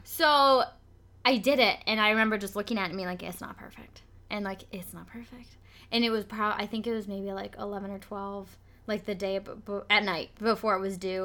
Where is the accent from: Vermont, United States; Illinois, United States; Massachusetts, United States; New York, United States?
Vermont, United States; I'm from Vermont